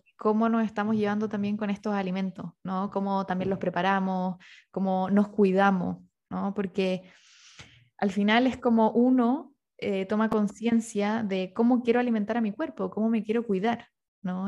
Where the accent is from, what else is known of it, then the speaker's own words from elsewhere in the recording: Rancagua, O'Higgins, Chile; moved away; also born or lived in Santiago; yo soy de Rancagua y me tocó vivir en Santiago